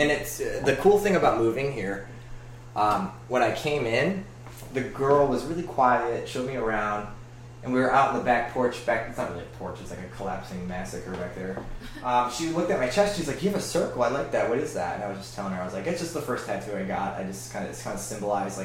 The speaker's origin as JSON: {"language": "English", "town": "Fairborn", "region": "Ohio", "country": "United States", "said": "I'm from like Fairborn, Ohio."}